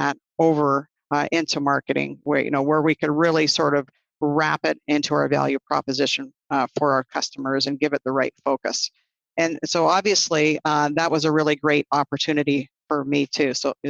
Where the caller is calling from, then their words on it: Burlington, Ontario, Canada; I am calling you from Burlington, Ontario, which is just about a half an hour southwest of Toronto.